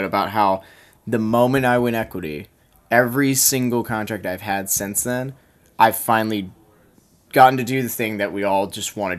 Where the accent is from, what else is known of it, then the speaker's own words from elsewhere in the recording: United States; I'm also just from America